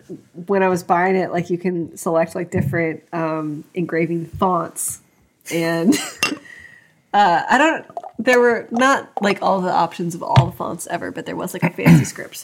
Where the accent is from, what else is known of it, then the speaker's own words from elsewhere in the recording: Maryland, United States; accent: Maryland; moved away; I am from Maryland.